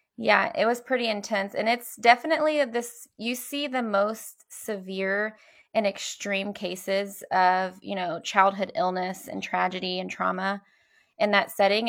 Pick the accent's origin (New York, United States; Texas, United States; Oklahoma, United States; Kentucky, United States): Kentucky, United States; Louisville; I grew up here in Louisville